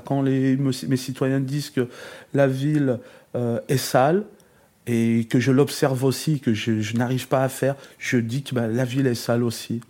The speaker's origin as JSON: {"language": "French", "town": "Givors", "region": "Auvergne-Rhône-Alpes", "country": "France", "tie": "born or raised there", "said": "je suis, un natif de Givors, donc je suis né euh, euh, à l'hôpital Mongela, l'unique hôpital de, la ville."}